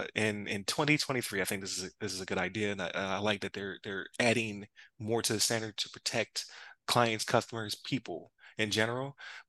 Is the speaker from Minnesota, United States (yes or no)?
no; Buffalo, New York, United States; But as a like you said, from Buffalo, like they say I'm from South Canada, right?